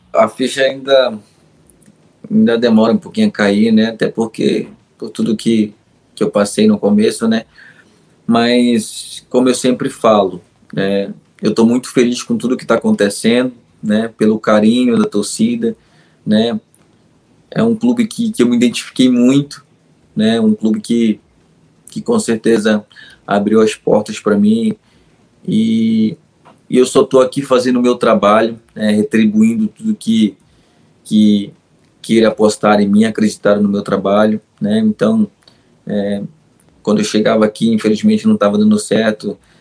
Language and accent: Portuguese; Magalhães Barata, Pará, Brazil; moved away; o meu Pará e principalmente a minha cidade, que é Magalhães Barata mas a minha Vila Quadros ali é, é a melhor, aonde eu nasci mesmo